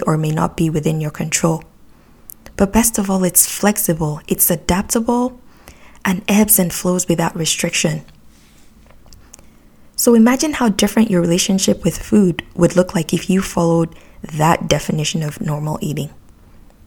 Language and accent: English; Nigeria; moved away as an adult; now in Canada; when I was growing up in Nigeria